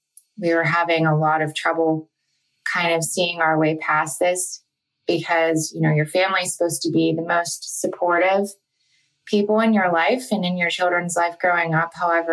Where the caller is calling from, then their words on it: Pittsburgh, Pennsylvania, United States; I'm from the Pittsburgh area.